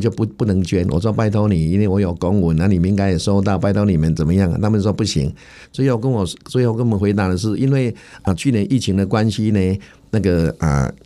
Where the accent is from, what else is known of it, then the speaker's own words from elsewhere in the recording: Changhua County, Taiwan; 在我们彰化这边呢